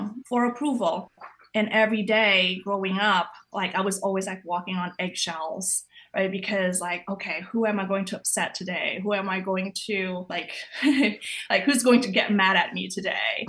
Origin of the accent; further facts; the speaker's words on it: Indonesia; moved away; I grew up in Indonesia